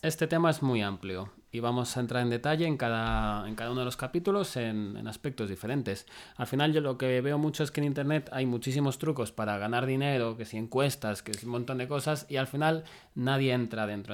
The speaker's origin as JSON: {"language": "Spanish", "town": "Madrid", "region": "Community of Madrid", "country": "Spain", "also_born_or_lived": "Salamanca", "said": "yo soy de Madrid"}